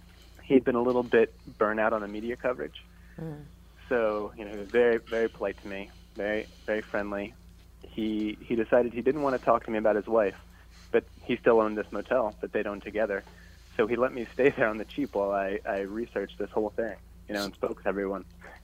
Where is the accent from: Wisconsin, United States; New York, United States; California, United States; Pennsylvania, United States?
Pennsylvania, United States; Pennsylvania, actually. Just a kid from rural Pennsylvania.